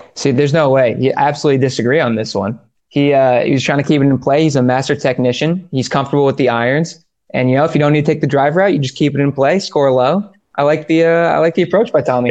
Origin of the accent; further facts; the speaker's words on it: New England, United States; I'm from the New England area